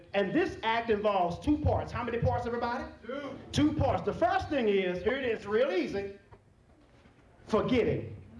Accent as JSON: {"language": "English", "region": "Texas", "country": "United States", "said": "I'm from Texas"}